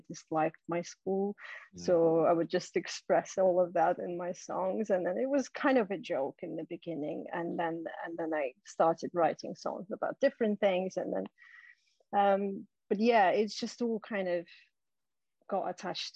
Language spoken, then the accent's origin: English; Siberia, Russia; moved away; I'm originally from Siberia. So in Siberia, where I was at school, there was a school band